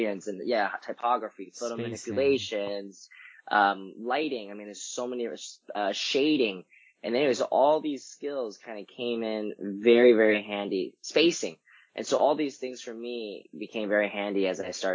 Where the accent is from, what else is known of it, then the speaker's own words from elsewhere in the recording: Vancouver, British Columbia, Canada; moved away as an adult; now in San Francisco, United States; I was born and raised in Canada, in Vancouver. I moved down to San Francisco right after I'd graduated college.